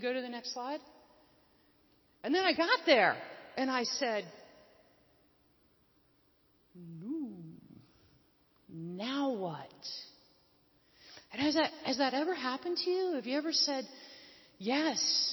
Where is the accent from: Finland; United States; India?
United States; Northeast; moved away; also born or lived in Afghanistan; I also came out of the Northeast